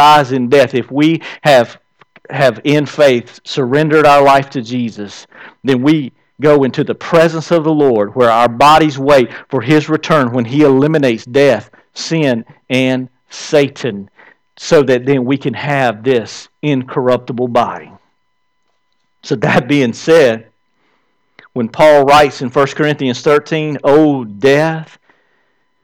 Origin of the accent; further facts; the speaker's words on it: the South, United States; I'm from the South. Around here, we say, hey.